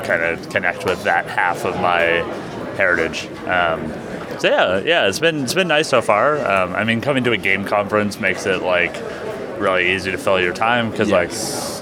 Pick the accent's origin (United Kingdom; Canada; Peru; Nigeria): Canada; Vancouver, British Columbia; I'm from Vancouver, Canada.